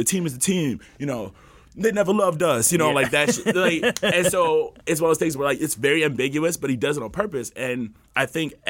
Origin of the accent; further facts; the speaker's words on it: Chicago, Illinois, United States; I'm from Chicago.